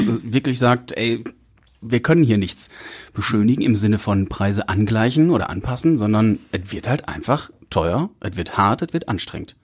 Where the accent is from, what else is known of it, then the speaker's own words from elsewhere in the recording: Essen, North Rhine-Westphalia, Germany; für mich als Essener